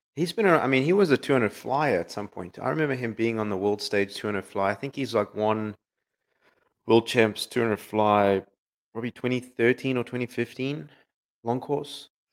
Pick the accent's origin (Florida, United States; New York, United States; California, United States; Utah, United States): Florida, United States; I'm from Florida